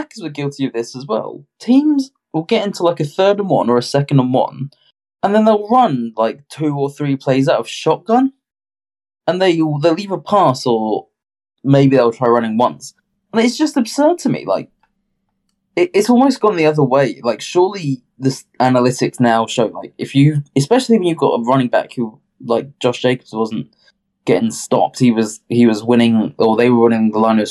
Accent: United Kingdom; I'm from Britain.

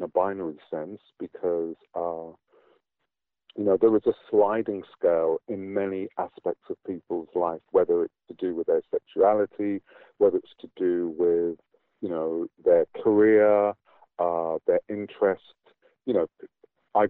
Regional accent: England, United Kingdom; moved away as an adult; now in New Zealand; I grew up in Britain as part of the black British community, and that was what my identity was.

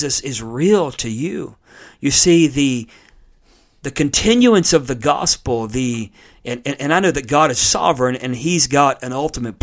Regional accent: United States; I'm an American born in the United States of America

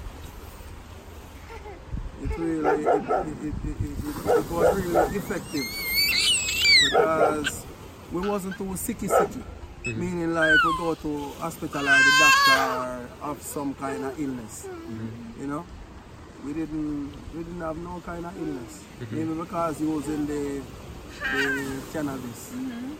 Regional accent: Jamaica; growing up in Jamaica

